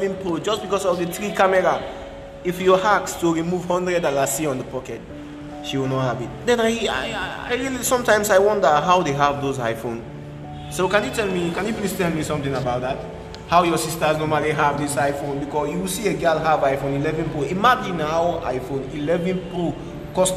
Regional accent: Sierra Leone; moved away; I'm a Sierra Leonean.

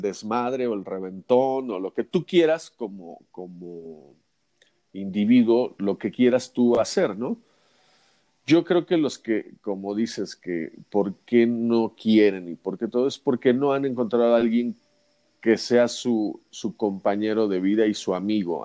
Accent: Mexico; somos los mexicanos

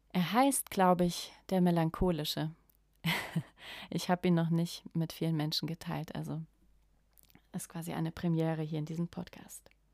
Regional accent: Germany; ich spreche als Deutsche auch vor allem für ja, das Volk der Deutschen

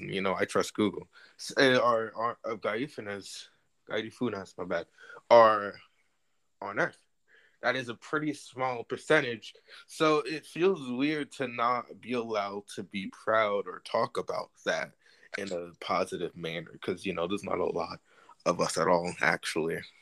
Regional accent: New Jersey, United States; I'm from New Jersey.

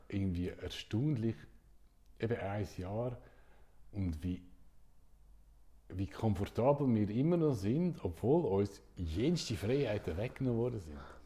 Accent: Switzerland; in der Schweiz

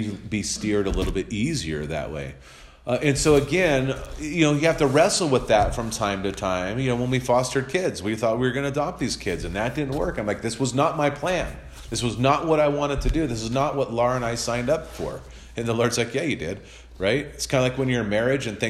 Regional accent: Santa Cruz, California, United States; moved away; also born or lived in New Mexico; my hometown that I was born in, Santa Cruz, California.

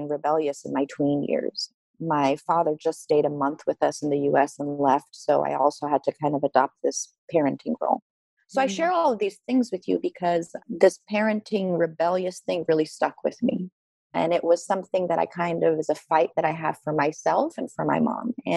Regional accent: Iran; moved away; I was born in Iran the year before the Islamic Revolution

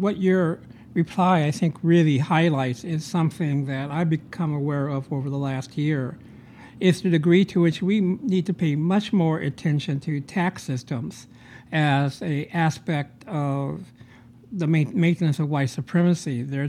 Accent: Chicago, Illinois, United States; Brother, I'm from Chicago.

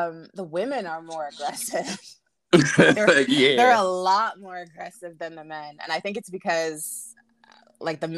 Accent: Ontario, Canada; I was born in Ontario, and I'm in Ontario, and specifically Toronto

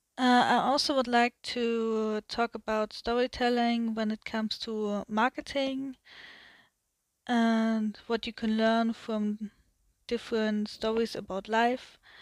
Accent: Germany; English is a second language; I'm from Germany, so my English is not that good

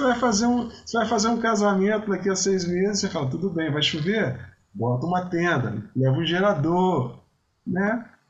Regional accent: Vitória, Espírito Santo, Brazil; moved away; Vitória sempre vou para é minha terra

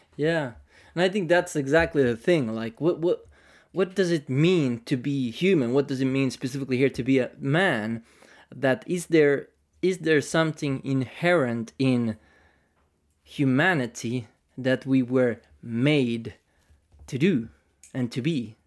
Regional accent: Tampere, Pirkanmaa, Finland; maybe Central Finland, uh, Tampere, Finland, so from the north

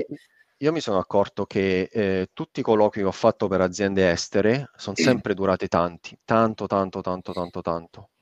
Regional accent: Avezzano, Abruzzo, Italy; moved away; una società informatica delle mie parti di, di, di Avezzano

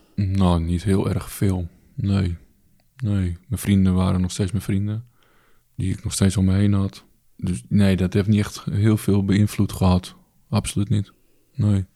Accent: Alkmaar, North Holland, Netherlands; Ik ben vanuit Alkmaar, waar ik geboren ben, gelijk naar het A M C gebracht.

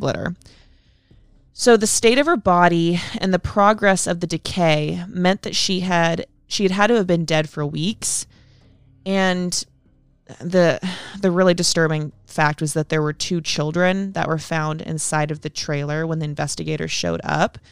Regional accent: Sonoma, California, United States; my hometown of Sonoma

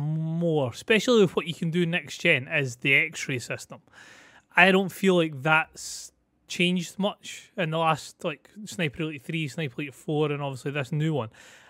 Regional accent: Scotland, United Kingdom; I'm Scottish. It's fine. It's just standard.

